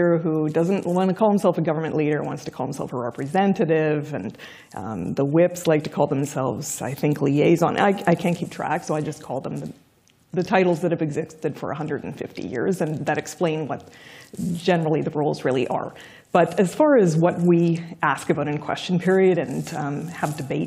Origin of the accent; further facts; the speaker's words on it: Saskatchewan, Canada; I'm from Saskatchewan